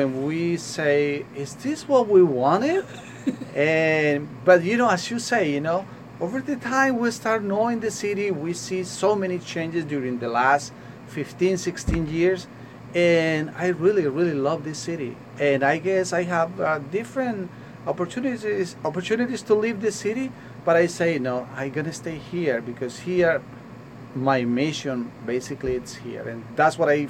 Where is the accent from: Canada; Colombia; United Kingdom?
Colombia; now in New York, United States; When I came here in 1999, I came from Colombia to New York with my family.